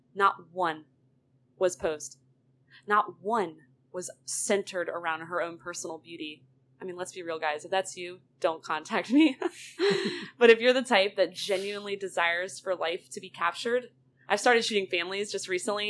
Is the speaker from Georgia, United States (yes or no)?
yes; Roswell, Georgia, United States; I am born and raised in Roswell, Georgia